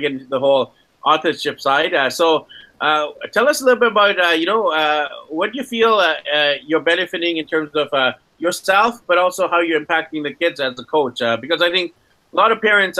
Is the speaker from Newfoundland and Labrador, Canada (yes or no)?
no; Vancouver, British Columbia, Canada; my hometown in Vancouver, Canada